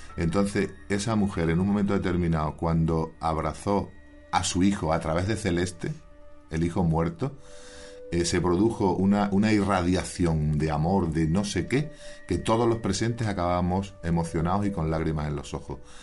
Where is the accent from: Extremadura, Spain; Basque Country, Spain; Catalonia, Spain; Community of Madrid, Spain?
Extremadura, Spain; now in Andalusia, Spain; Yo soy nacido en Extremadura, llevo ya más de 30 años aquí en Andalucía